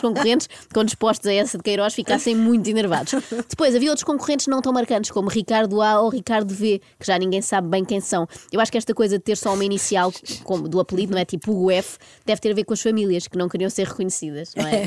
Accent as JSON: {"language": "Portuguese", "country": "Portugal", "said": "como boa portuguesa"}